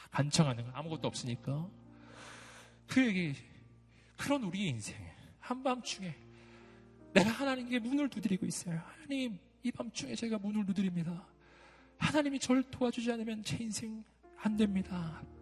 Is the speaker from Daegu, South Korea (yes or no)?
yes; Daegu, South Korea; also born or lived in Jeonju; 제가 대구 출신으로서 전주에서 한 3년 산 적이 있거든요.